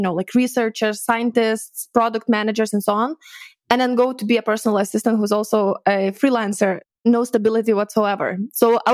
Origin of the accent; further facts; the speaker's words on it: Lithuania; moved away as an adult; also born or lived in Edinburgh, Scotland; I'm from Lithuania originally